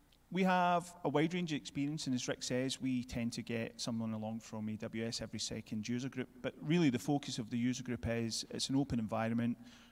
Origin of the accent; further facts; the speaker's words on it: Glasgow, Scotland, United Kingdom; I'm from Glasgow in Scotland. Yeah, United Kingdom.